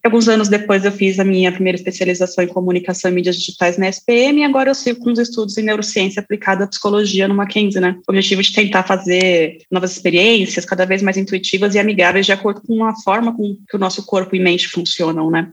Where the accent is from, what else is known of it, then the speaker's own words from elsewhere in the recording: São Paulo, Brazil; Eu cresci em São Paulo, então tinha escolas